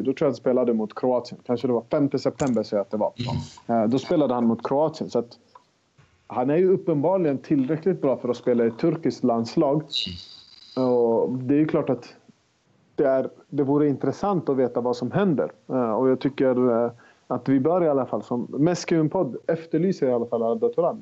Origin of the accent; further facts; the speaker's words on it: Sweden; vi är ju svenskar